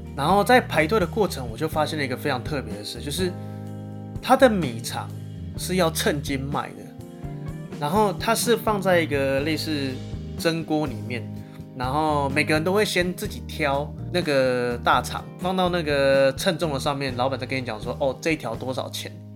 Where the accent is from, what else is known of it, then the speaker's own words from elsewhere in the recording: central Taiwan, Taiwan; 我算是中部人